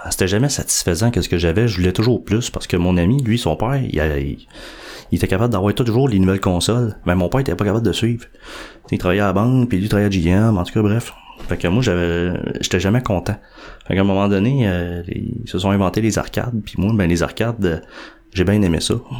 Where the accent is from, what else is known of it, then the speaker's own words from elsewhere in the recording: Montreal, Quebec, Canada; je suis né à Montréal. Dans le fond, quand j'étais tout jeune, je suis dans Montréal.